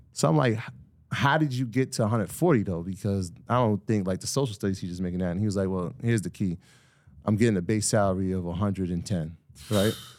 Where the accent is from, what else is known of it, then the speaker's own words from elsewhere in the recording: Greenburgh, New York, United States; also born or lived in South Bronx, New York / Jamaica (ancestry); I was born there, but I was definitely raised in Greenberg